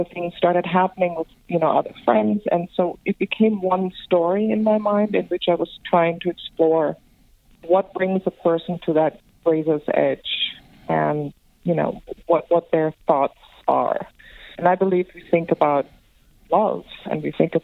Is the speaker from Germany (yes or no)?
yes; Germany; accent: European; also born or lived in Greece / London; now in Los Angeles, United States; I am from Greece, but I grew up in Germany, and I actually spent a lot of time in London.